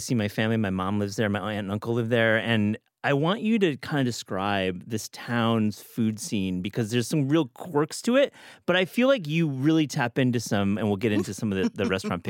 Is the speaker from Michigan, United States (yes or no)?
yes; Kalamazoo, Michigan, United States; moved away; my hometown of Kalamazoo, Michigan. You live there. I used to live there.